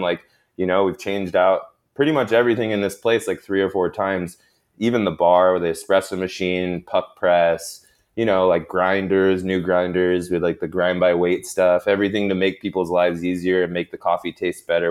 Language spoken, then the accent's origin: English; Sacramento, California, United States; also born or lived in Long Beach / New York / Bay Area; I'm actually from Sacramento